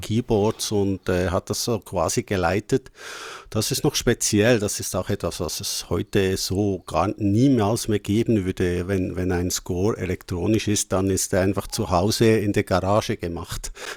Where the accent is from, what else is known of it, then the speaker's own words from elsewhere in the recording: Switzerland; bei uns in der Schweiz